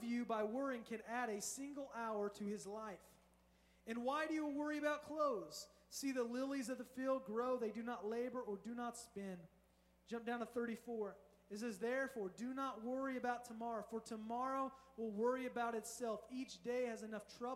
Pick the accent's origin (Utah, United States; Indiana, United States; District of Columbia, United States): Indiana, United States; now in Southern California, United States; I'm from Indiana.